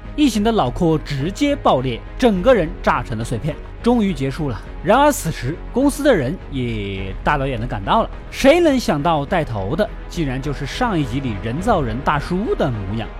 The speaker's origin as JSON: {"language": "Chinese", "country": "China", "said": "我们中国人"}